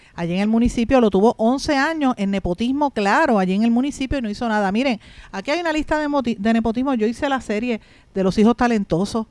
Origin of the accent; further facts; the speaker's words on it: Puerto Rico; nuestro país